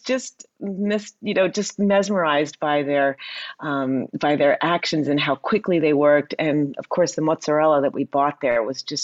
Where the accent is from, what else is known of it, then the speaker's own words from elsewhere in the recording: Princeton, New Jersey, United States; I grew up outside of Princeton, New Jersey.